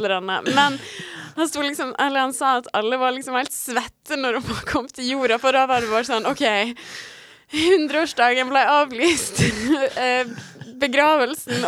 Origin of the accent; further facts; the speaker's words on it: Sunnmøre, Møre og Romsdal, Norway; på Sunnmøre, altså i Møre og Romsdal, som er litt lenger nord der vi kommer fra